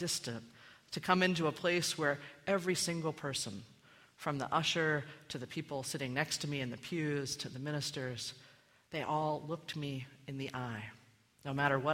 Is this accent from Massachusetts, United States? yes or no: no; Maryland, United States; moved away as an adult; I had left my hometown in Maryland a few months before to go to college